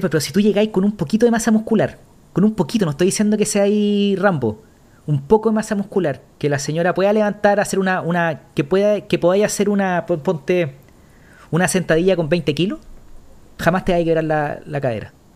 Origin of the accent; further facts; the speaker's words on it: Chile; nosotros somos chilenos